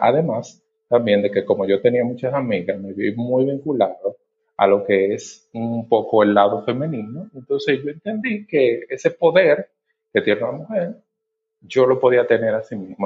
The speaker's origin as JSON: {"language": "Spanish", "region": "Monte Plata", "country": "Dominican Republic", "moved": "as an adult", "lives_now": "Santo Domingo, Dominican Republic", "said": "Yo originalmente soy del interior, soy de Monteplata, ¿verdad? Eh, me mudé del interior a la capital para iniciar la, universidad."}